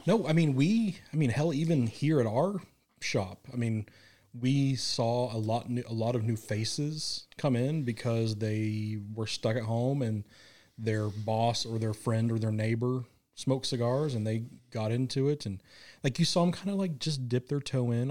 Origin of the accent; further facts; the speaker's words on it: Kansas City, United States; moved away; growing up in Kansas City